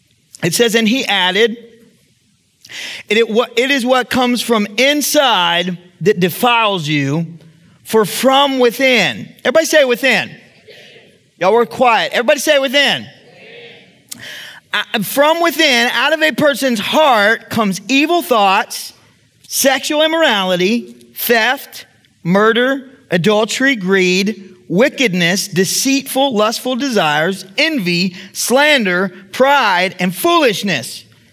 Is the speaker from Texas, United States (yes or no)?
yes; Texas, United States; That's a product of how I was raised. I can't help that, right? I'm from the South. That's what we do. I'm from Texas, right?